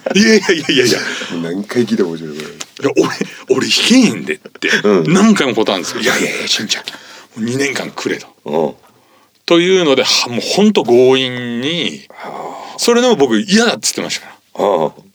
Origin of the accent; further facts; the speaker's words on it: Kyushu, Japan; moved away as an adult; now in Tokyo, Japan; もともとは僕は九州なんですけど、うん、大学でこっちに来て